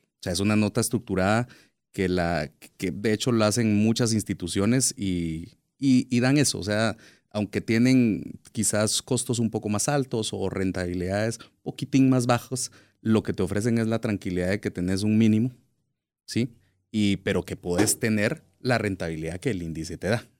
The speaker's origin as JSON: {"language": "Spanish", "country": "Guatemala", "said": "nosotros como guatemaltecos"}